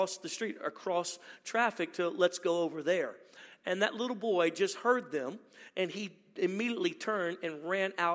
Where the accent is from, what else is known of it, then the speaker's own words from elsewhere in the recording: Baton Rouge, Louisiana, United States; My wife and I are from originally born and raised in Louisiana, Baton Rouge, Louisiana.